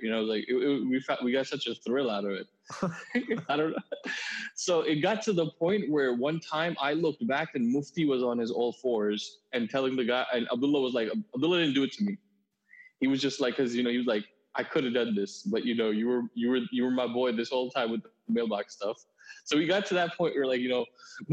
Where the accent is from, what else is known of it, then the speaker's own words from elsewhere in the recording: Huntington, New York, United States; I'm from Huntington, Long Island